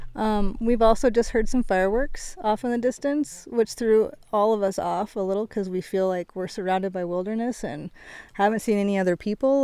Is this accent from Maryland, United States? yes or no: no; Washington, United States; I'm from Washington, where you know we do a lot of backpacking